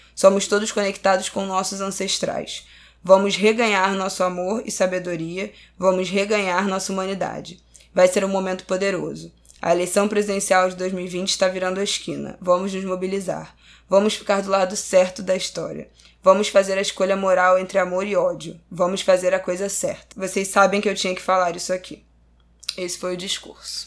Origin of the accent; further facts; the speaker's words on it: Brazil; eu sou brasileira